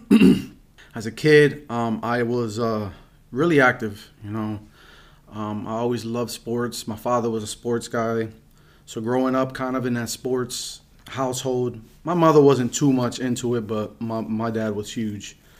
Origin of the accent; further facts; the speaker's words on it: Reading, Pennsylvania, United States; I grew up in Reading. Pennsylvania. I was born in Saint Joe's Hospital